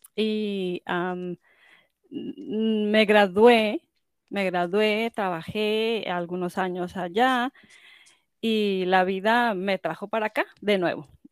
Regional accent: Mexico; moved away as an adult; now in United States; yo eh, nací en Estados Unidos, pero como muchos ah, migrantes, eh, latinos se regresan a su país, mis papás se regresaron a su país, a ah. México, y yo crecí en México

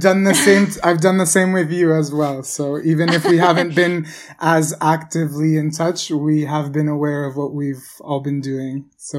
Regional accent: Boston, Massachusetts, United States; moved away as an adult; also born or lived in Kansas City, Missouri; now in Barcelona, Spain; I'm primarily a first generation North American. So I was born and was raised in the United States, specifically in Boston.

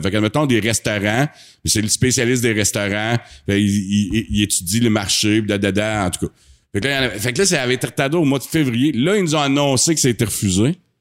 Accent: Asbestos, Quebec, Canada; on est natif du site d'Asbestos, on est vraiment fiers d'être ici.

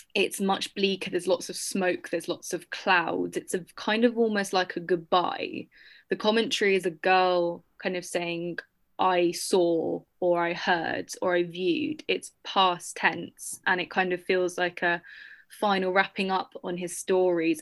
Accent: United Kingdom; as a Brit

